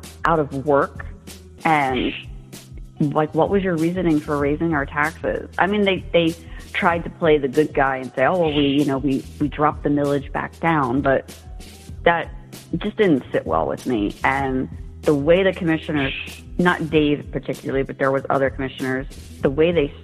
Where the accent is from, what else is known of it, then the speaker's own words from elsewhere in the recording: New Jersey, United States; moved away as an adult; now in Palm Harbor, United States; I moved here from New Jersey, and I grew up in a very urban area